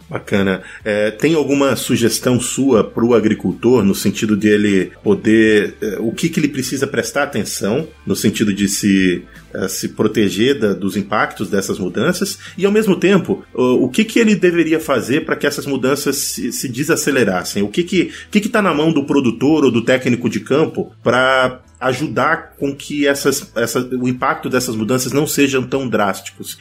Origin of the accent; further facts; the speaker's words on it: Pará, Brazil; moved away; Eu sou do Pará, nasci no Pará e me formei no Pará e morei lá por muitos anos